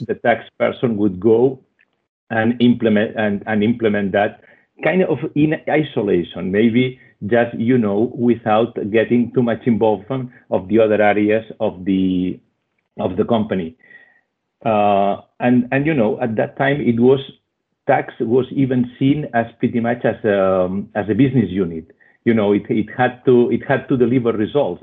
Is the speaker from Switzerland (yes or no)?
yes; Switzerland; accent: Spanish; English is a second language; also born or lived in Spain; I was born in Spain and uh, grown in uh, in Switzerland